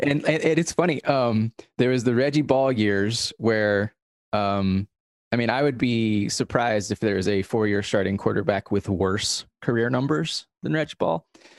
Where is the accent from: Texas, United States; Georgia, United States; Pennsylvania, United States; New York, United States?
Georgia, United States; Atlanta; I was born in Atlanta. I live right north of it now.